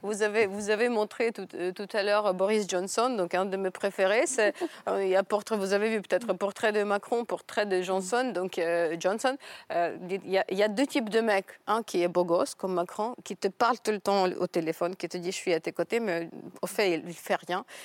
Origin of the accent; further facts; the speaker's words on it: Ukraine; now in France; en tant qu'Ukrainienne qui est à l'étranger